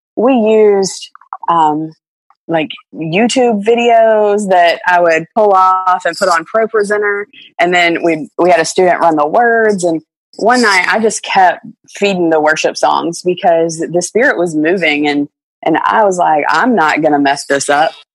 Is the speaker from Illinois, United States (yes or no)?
no; Virginia, United States; growing up in Virginia